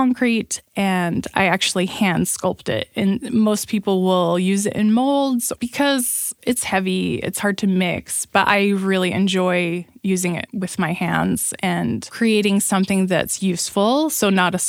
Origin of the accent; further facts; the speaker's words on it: Provo, Utah, United States; I grew up in Provo, Utah.